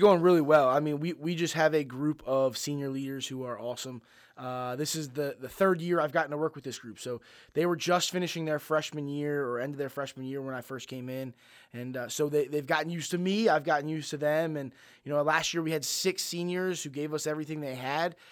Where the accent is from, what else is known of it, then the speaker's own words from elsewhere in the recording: Mount Airy, Maryland, United States; I grew up in Mount Airy